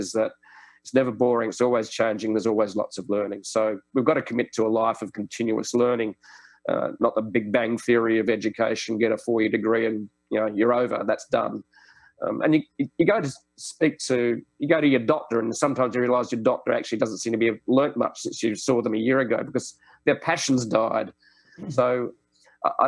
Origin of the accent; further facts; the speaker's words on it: Sydney, New South Wales, Australia; Sydney, my hometown's just got some fantastic places